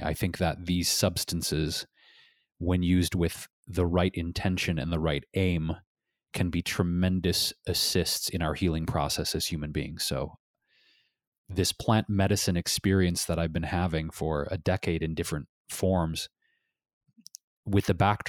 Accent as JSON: {"language": "English", "town": "Detroit", "region": "Michigan", "country": "United States", "tie": "born or raised there", "said": "For me, growing up in Detroit, Michigan, the cool thing about Detroit was these Great Lakes that surrounds that beautiful state and all the woods nearby."}